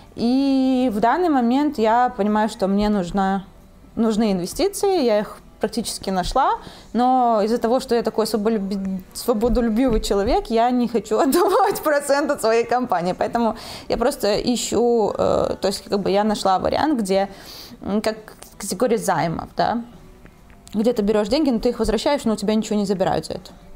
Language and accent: Russian; Belarus; also born or lived in Italy; now in Poland; я из Беларуси.